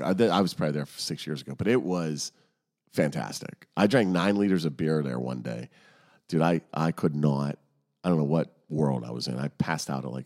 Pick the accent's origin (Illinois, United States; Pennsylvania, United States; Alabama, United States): Pennsylvania, United States; Pittsburgh; accent: Pittsburgh; moved away as an adult; also born or lived in Los Angeles; we're from, I was living in California. So I go, I'm from Pittsburgh, living in Los Angeles.